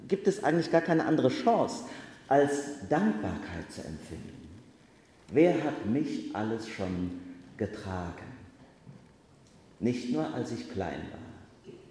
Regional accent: Bacharach, Rhineland-Palatinate, Germany; als ich Jugendfeuerwehrmann war, in meinem Heimatort Bacharach.

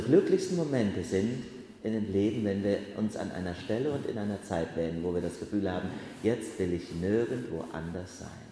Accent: Bacharach, Rhineland-Palatinate, Germany; in Bacharach, in meinem Heimatort

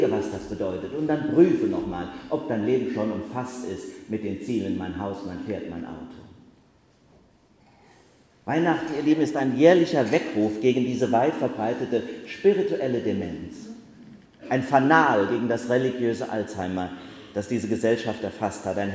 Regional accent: Bacharach, Rhineland-Palatinate, Germany; als ich Jugendfeuerwehrmann war, in meinem Heimatort Bacharach.

